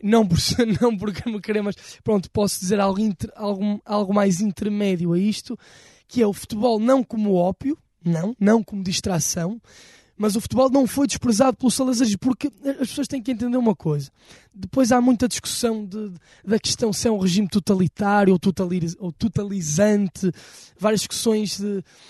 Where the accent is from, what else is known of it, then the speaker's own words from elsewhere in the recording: Porto, Norte, Portugal; a cidade do Porto, com o sítio onde nós nascemos, de onde somos naturais